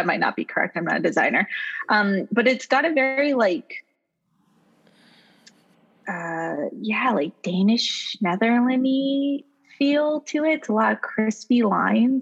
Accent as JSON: {"language": "English", "region": "Hawaii", "country": "United States", "tie": "born or raised there", "also_born_or_lived": "Los Angeles", "moved": "yes", "lives_now": "Detroit, United States", "said": "I grew up in Hawaii"}